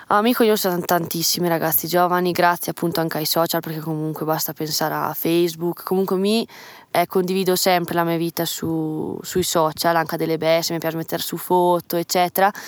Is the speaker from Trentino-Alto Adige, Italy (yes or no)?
yes; Tesero, Trentino-Alto Adige, Italy; 19 anni, e sono De Tesera